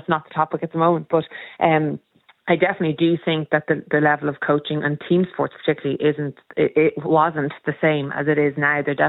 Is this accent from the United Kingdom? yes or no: no; Dublin, Leinster, Ireland; growing up in Dublin